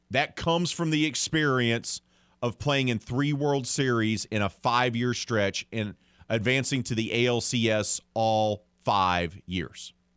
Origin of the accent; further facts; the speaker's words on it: the South, United States; I say that as a Southerner